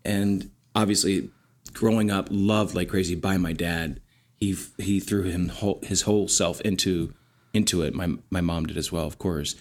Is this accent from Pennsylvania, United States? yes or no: yes; Lancaster County, Pennsylvania, United States; operated with one and a half bathrooms in a farmhouse in Lancaster County, Pennsylvania